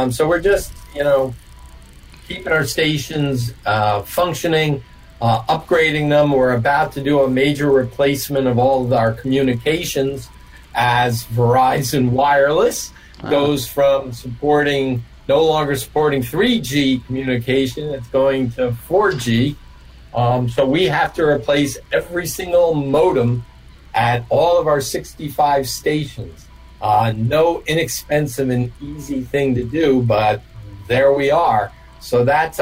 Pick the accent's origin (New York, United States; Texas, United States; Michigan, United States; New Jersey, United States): New Jersey, United States; I grew up in North Jersey